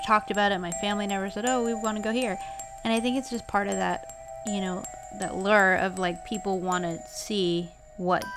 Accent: Fall River, Massachusetts, United States; moved away; I'm from Fall River

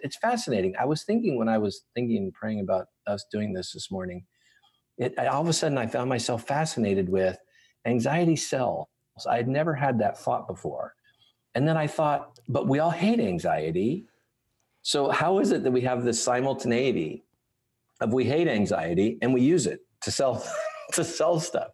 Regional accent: Southern California, United States; moved away as an adult; now in Franklin, United States; I'm from Southern California. I presently live in Franklin, Tennessee, but I'm, I born and raised in California

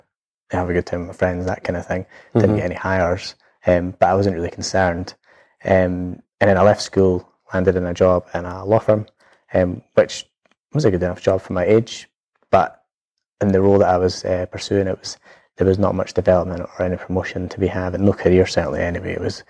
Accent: Edinburgh, Scotland, United Kingdom; It was great. I lived just near Portobello. So actually it's something I love being near the sea. It's never left me. So we stayed in Mountcastle area.

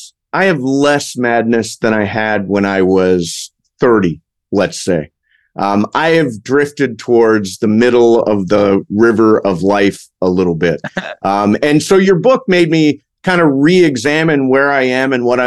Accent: Toledo, Ohio, United States; moved away; also born or lived in Los Angeles, California; So when I was a kid growing up in Toledo, Ohio

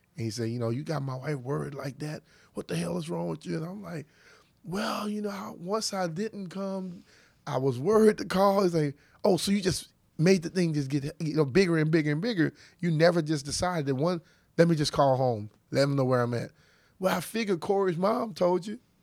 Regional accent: Louisiana, United States; I'm a young African-American kid growing up in Louisiana back in those days

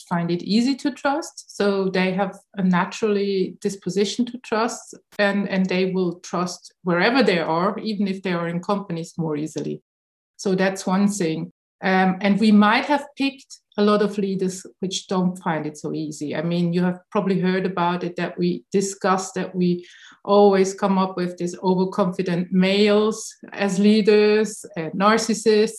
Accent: Switzerland; I'm coming from Switzerland and we are so-called a high trust country.

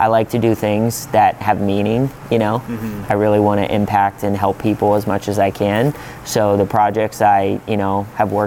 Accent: Pittsburgh, Pennsylvania, United States; I'm from Pittsburgh, so naturally I worked a lot with the Pittsburgh Steelers.

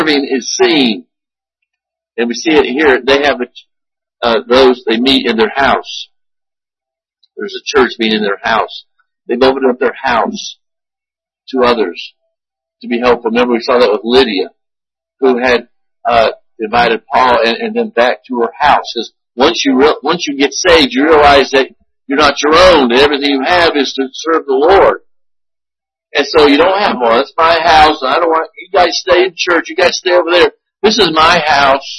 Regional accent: United States; as an American

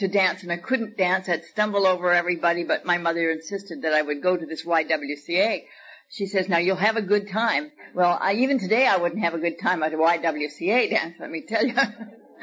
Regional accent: Victoria, British Columbia, Canada; now in Buena Park, United States; I was born in Victoria, British Columbia

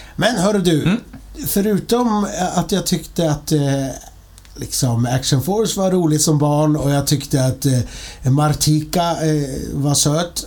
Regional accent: Linköping, Östergötland, Sweden; jag är ju från Linköping

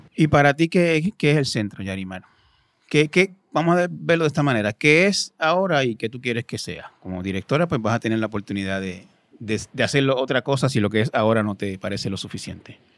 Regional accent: Puerto Rico; somos los puertorriqueños

